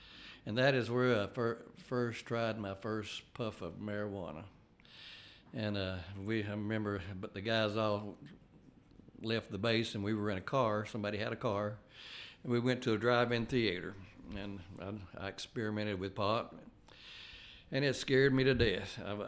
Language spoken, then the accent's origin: English; Tracy City, Tennessee, United States; and so as I grew up in Grundy County and Tracy City.